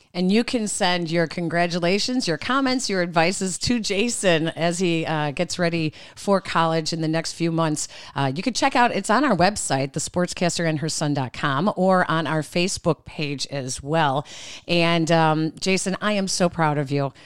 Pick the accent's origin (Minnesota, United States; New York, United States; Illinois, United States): Illinois, United States; Chicago; we're from Chicago, and in Chicago